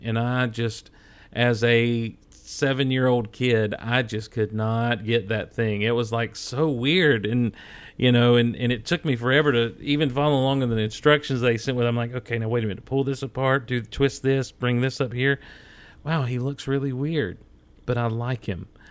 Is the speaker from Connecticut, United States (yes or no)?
no; Hazlehurst, Georgia, United States; also born or lived in Athens, Georgia; We'd moved down to this little town, Hazelhurst